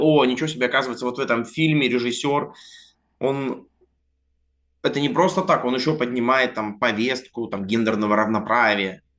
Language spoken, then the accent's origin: Russian; Vladivostok, Primorsky Krai, Russia; moved away as an adult; also born or lived in Altai; now in Moscow, Russia; так-то я живу в Москве, но большую жизнь я прожил в Владивостоке